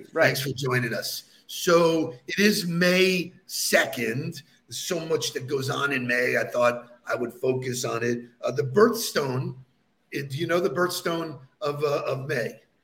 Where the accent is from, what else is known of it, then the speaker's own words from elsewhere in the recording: Baldwin, New York, United States; my hometown of Baldwin, Long Island